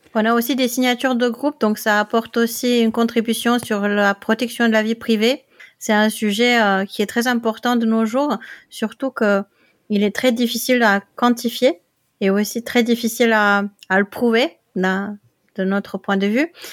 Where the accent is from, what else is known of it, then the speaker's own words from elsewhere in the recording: Netherlands; now in Limoges, France; je viens des Pays-Bas